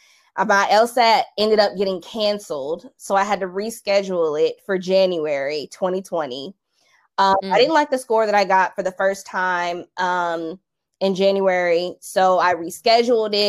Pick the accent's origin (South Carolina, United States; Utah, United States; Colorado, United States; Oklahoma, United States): South Carolina, United States; I'm originally from South Carolina